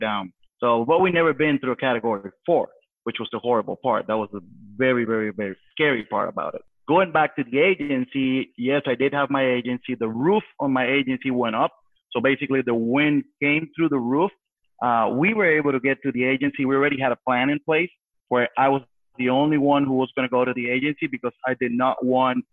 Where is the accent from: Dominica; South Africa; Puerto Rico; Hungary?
Puerto Rico; being born and raised on Puerto Rico, in the island, we've been through hurricanes